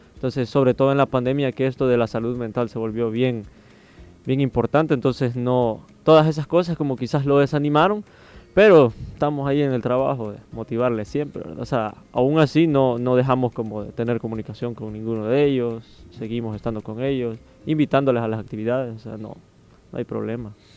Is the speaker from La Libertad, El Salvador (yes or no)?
no; Soyapango, San Salvador, El Salvador; yo soy como de Soyapango